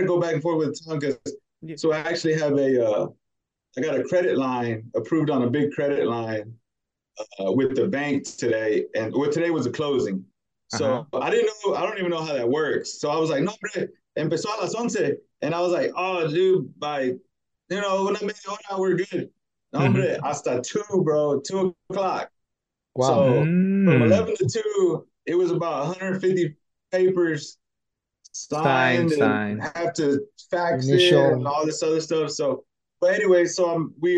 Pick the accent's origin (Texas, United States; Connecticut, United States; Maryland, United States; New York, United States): Texas, United States; Dallas; I was born in Dallas, Texas.